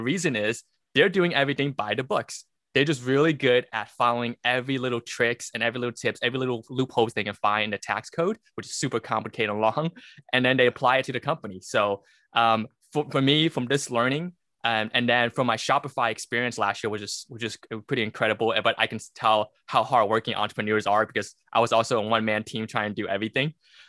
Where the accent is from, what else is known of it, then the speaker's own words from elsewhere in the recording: Brooklyn, New York, United States; moved away; also born or lived in the South; I'm a CPA. I'm actually originally from Brooklyn, New York. And then my family moved down to the South where I got my master's of accounting and then got my CPA license.